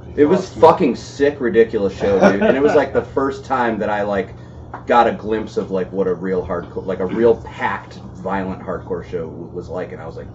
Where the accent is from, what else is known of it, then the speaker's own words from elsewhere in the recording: Inkster, Michigan, United States; also born or lived in Westland, Michigan / Livonia, Michigan; I grew up in Inkster and then moved to Westland and went to Livonia Schools.